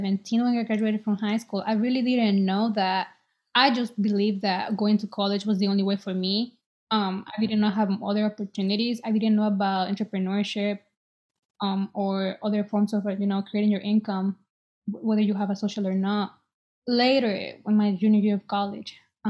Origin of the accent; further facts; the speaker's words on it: El Salvador; now in Boston, United States; I was born in El Salvador, and I'm 23. I live in Boston